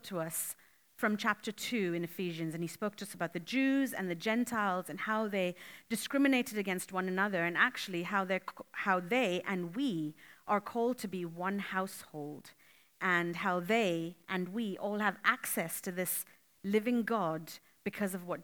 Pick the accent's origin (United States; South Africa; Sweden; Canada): Canada; moved away as an adult; now in Australia; I'm from Canada and I've moved to Australia 5 months ago